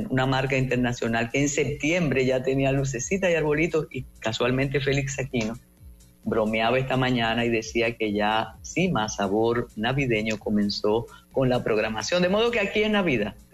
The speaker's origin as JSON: {"language": "Spanish", "country": "Dominican Republic", "said": "Usted que sabe lo que es frío y sabe lo que somos eh, los dominicanos y las dominicanas"}